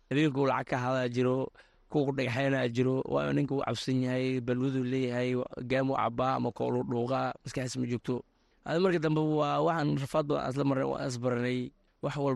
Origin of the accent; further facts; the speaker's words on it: Somalia; moved away; also born or lived in refugee camp (location unclear); waxaan ku dhashay soomaaliya meel baydhool aan ku dhashay kadibna maarata qaxooti waxaan imaada labada kun iyo toban